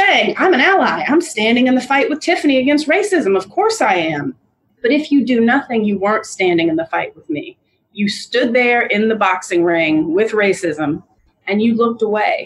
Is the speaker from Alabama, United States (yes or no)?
yes; Montgomery, Alabama, United States; also born or lived in Atlanta, Georgia; I was born in Atlanta, Georgia, grew up in Montgomery, Alabama